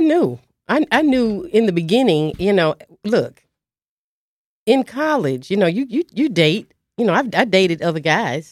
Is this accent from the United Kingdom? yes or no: no; Dallas, Texas, United States; I'm from Dallas, Texas. Um, I'm a proud graduate of Roosevelt High School, class of seventy-nine